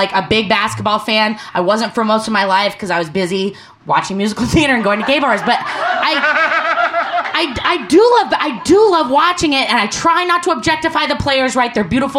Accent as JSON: {"language": "English", "town": "Portland", "region": "Oregon", "country": "United States", "said": "I'm from Portland, Oregon"}